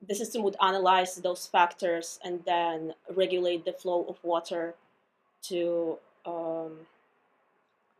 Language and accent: English; Russia; now in United States; So I'm an international student. I'm coming from Russia